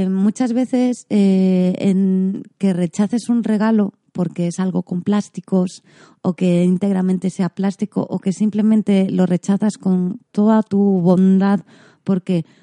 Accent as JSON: {"language": "Spanish", "region": "Galicia", "country": "Spain", "said": "Como buena gallega os dije que el pan me gusta mucho."}